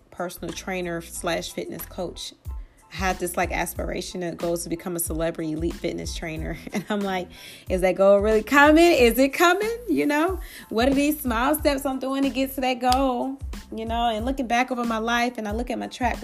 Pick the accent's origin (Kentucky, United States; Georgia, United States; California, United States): Georgia, United States; Atlanta; growing up in the hood and growing up in Atlanta, especially I was born and raised in East Atlanta, East Lake Meadows